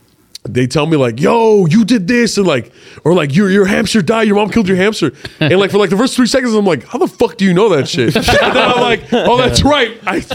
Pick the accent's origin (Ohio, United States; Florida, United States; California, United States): California, United States; Los Angeles; I'm Latino and I'm from Los Angeles.